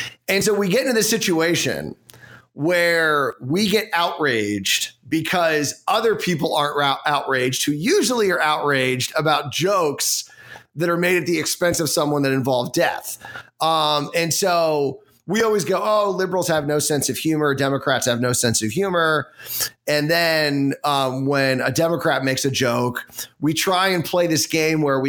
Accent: Washington, District of Columbia, United States; someone that was born in D.C.

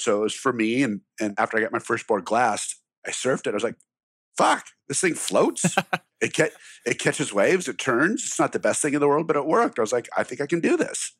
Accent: Glendale, California, United States; I grew up in Glendale, California

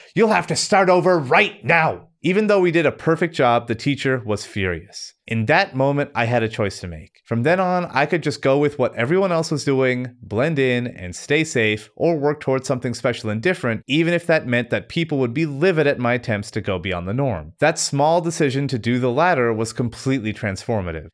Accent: Canada; Growing up in the meth and illiteracy capital of Canada

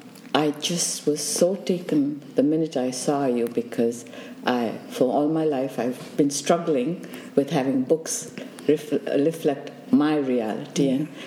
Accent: Uganda; I lived in Uganda

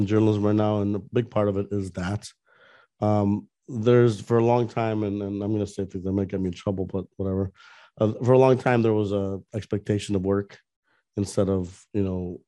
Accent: Northwest Herald area, Illinois, United States; moved away as an adult; now in Orlando, United States; I had one internship with the Northwest Herald, which was my hometown paper from way back in the day

